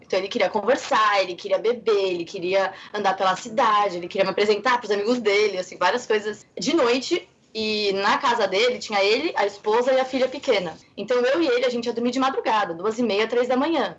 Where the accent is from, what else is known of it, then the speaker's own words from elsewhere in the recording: Brazil; eu sou brasileira mesmo, gosto de ser brasileira, eu amo ser brasileira